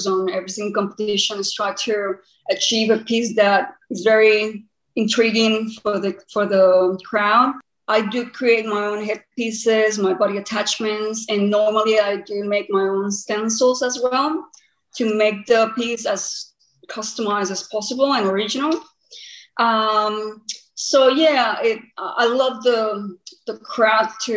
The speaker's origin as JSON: {"language": "English", "country": "Costa Rica", "also_born_or_lived": "Queensland, Australia", "moved": "as an adult", "lives_now": "Australia", "said": "I'm originally from Costa Rica, but now I'm primarily based in Australia."}